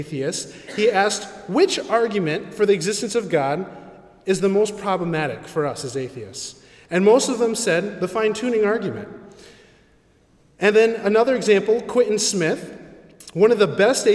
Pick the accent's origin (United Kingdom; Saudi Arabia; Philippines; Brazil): Philippines; I'm a Filipino